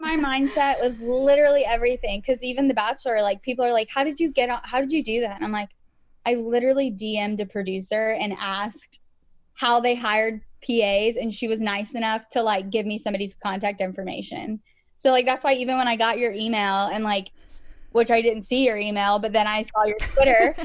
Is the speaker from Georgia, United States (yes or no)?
yes; Georgia, United States; I was born in Georgia